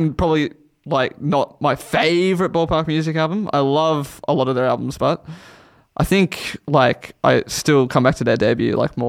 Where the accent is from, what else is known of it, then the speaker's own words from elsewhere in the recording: Australia; We're a cursed country.